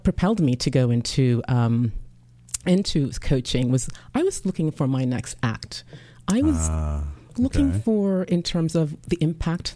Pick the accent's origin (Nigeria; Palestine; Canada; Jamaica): Jamaica; now in United States; I'm originally from Jamaica.